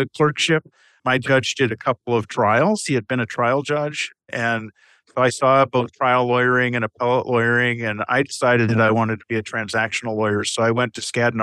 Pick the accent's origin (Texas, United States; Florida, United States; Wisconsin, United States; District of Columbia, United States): Wisconsin, United States; Osseo; I grew up in a small dairy community in Wisconsin, west central Wisconsin, a little town called Osseo